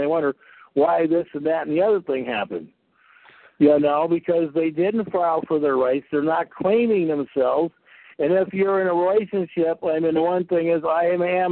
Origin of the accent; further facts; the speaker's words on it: California, United States; I grew up in California.